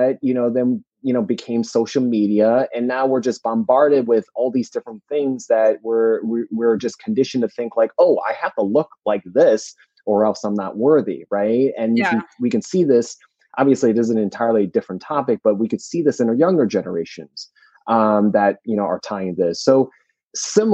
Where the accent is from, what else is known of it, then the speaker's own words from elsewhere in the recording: New Jersey, United States; moved away; I'm from New Jersey originally